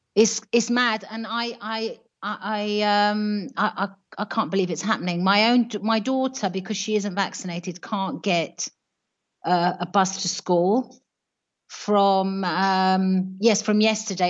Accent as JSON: {"language": "English", "country": "United Kingdom", "moved": "as an adult", "lives_now": "Italy", "said": "I'm British. Um, I live here because I married uh, a local man and I brought up my family here"}